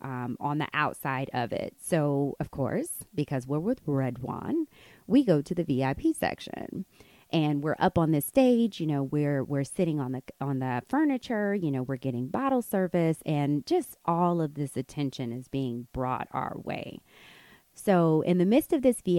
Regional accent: United States; moved away as an adult; now in Morocco; we're from America. We're teachers here

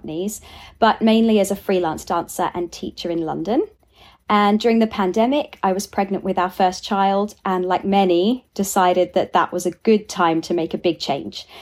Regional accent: Australia; as an Aussie

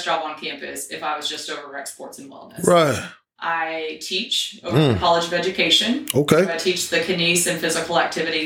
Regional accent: Cimarron, Kansas, United States; moved away as an adult; now in Wichita Falls, United States; I'm originally from Kansas, small little town, Cimarron, about 1,800 people

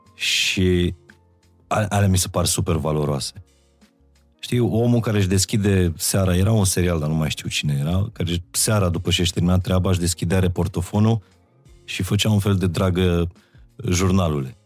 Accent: Baia Mare, Maramureș County, Romania; moved away as an adult; now in Bucharest, Romania; m-am mutat din Baia Mare în București uh, după liceu

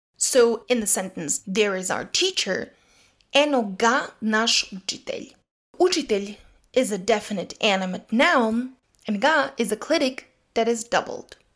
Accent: Leskovac, Jablanica District, Serbia; In the dialect spoken in Leskovets, my hometown

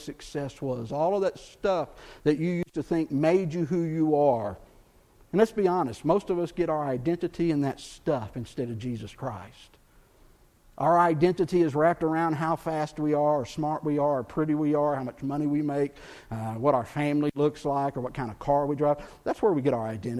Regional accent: Texas, United States; moved away; also born or lived in Chattanooga, Tennessee; I grew up in Texas fishing, bass fishing. But that's where I grew up

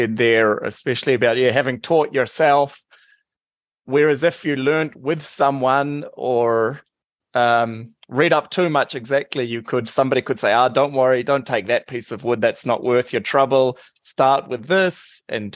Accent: New Zealand; I'm from New Zealand, and there's a lot of apple orchards

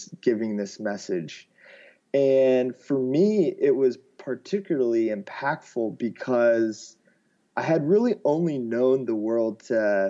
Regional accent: Alexandria, Virginia, United States; moved away as an adult; also born or lived in Australia; I grew up outside of Washington, D.C., in a town called Alexandria, Virginia, which is really close to the Capitol

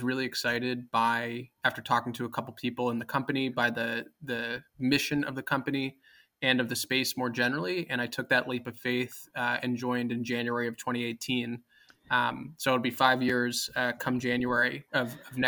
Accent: New York City, New York, United States; I grew up actually in Manhattan, in New York City

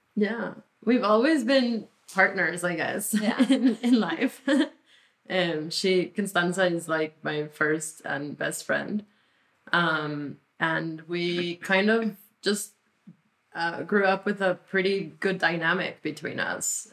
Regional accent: Mexico; first language Spanish; English is a second language; now in United States; we grew up in Mexico.

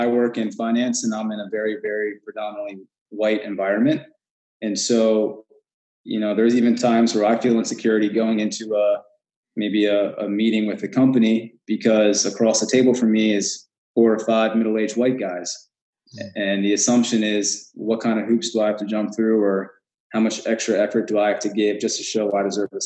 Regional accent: Westminster, Maryland, United States; I grew up in Westminster

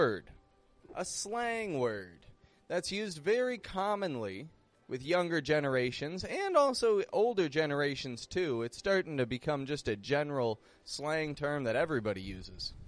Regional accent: Toronto, Ontario, Canada; moved away as an adult; now in Mexico; I'm from Toronto. I live in Mexico

